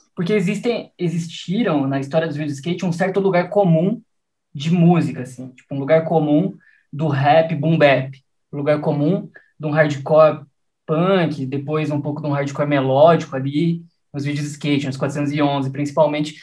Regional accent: Piracicaba, São Paulo, Brazil; eu cresci em Piracicaba

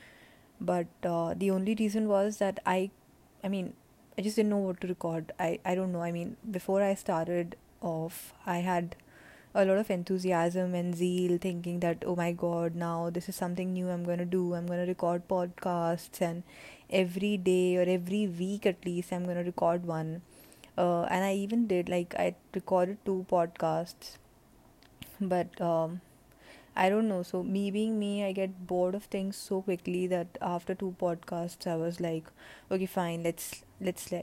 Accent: India; moved away as an adult; also born or lived in New Jersey, United States; Right now I'm in India, which is my home country, and I have come back.

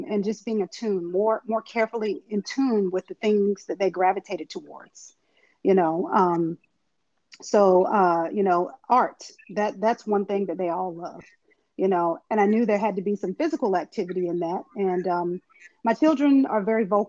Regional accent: Eastern North Carolina, United States; I'm from Eastern North Carolina, so a lot of people say that's the country, but what we call it is riding out

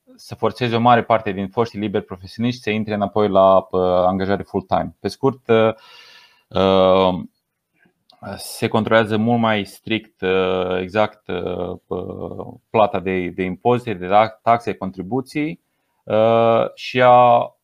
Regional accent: Romania; moved away as an adult; now in England, United Kingdom; eu ca român

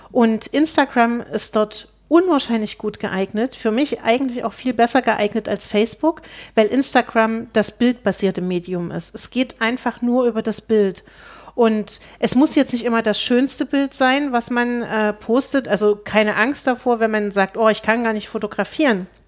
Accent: Zeitz, Saxony-Anhalt, Germany; ich komme aus Zeitz ursprünglich. Das liegt äh, 30 Kilometer von Altenburg weg.

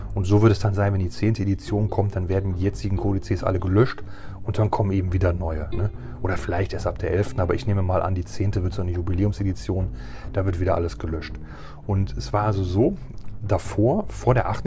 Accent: Germany; hier bei uns in Deutschland

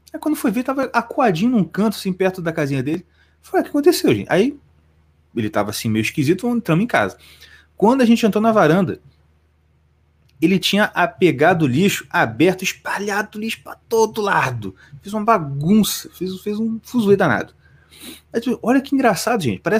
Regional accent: Brazil; a gente, como brasileiro, a gente sofre de um, de um mal terrível. O mal terrível é justamente ter nascido aqui.

